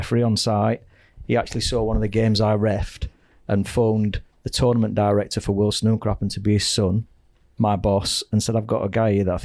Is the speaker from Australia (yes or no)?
no; Sheffield, Yorkshire and the Humber, United Kingdom; I was from Sheffield